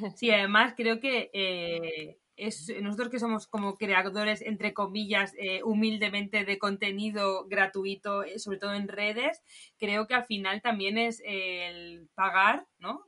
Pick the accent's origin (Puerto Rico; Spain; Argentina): Spain; Barcelona, Catalonia; nosotros somos de Barcelona